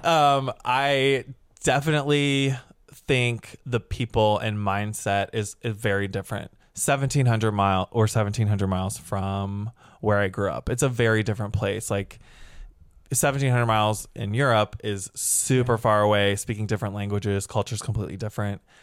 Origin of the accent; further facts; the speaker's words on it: St. Louis, Missouri, United States; moved away as an adult; also born or lived in Chicago; now in Los Angeles, United States; I'm from the Midwest. I grew up in Saint Louis, Missouri